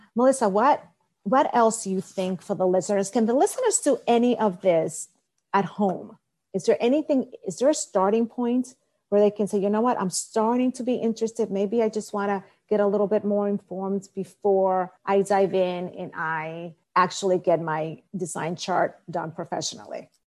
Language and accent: English; Dominican Republic; I was born in Dominican Republic